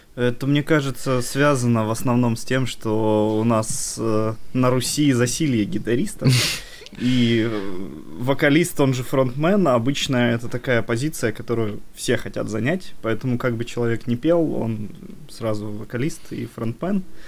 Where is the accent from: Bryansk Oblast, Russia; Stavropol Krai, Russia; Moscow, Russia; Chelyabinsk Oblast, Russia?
Stavropol Krai, Russia; Nevinnomyssk; now in Saint Petersburg, Russia; мы из города, который называется Нивенномыс